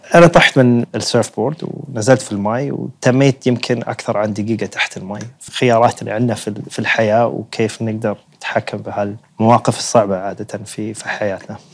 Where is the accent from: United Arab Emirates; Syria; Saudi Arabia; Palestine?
United Arab Emirates; عندنا في الإمارات